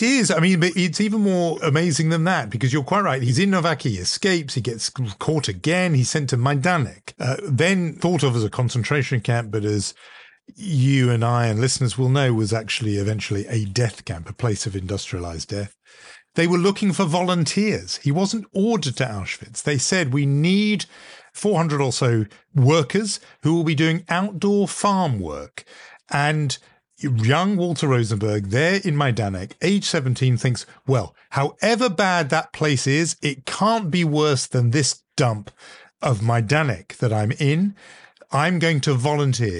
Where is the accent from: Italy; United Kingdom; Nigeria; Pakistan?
United Kingdom; growing up in Europe, growing up in Britain, uh, as I did